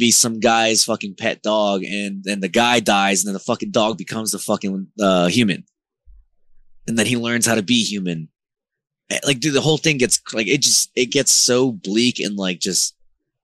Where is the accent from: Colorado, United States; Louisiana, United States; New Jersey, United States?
New Jersey, United States; Newark; also born or lived in California / Elizabeth, New Jersey / Honduras; I grew up in the hood of Jersey. I grew up in Newark and I also grew up in Elizabeth